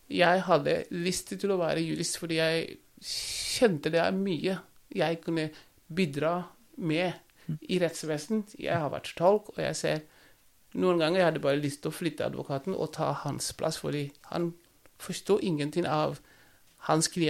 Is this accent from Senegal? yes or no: yes; Saint-Louis, Senegal; now in Norway; Uh, jeg er opprinnelig fra St. Louis, uh -huh. en by oppe i nord.